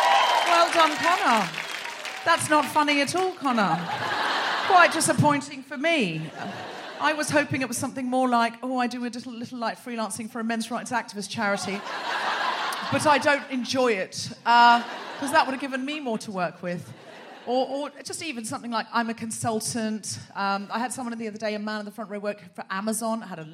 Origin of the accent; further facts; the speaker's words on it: Australia; now in London, United Kingdom; I might remind you that I'm Australian.